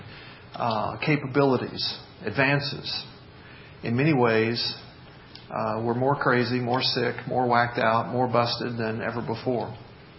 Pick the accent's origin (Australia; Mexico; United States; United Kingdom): United States; Memphis, Tennessee; when I was growing up in the Memphis area